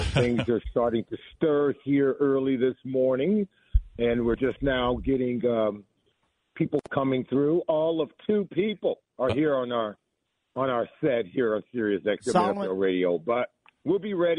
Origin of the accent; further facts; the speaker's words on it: Los Angeles, California, United States; moved away; I grew up in Los Angeles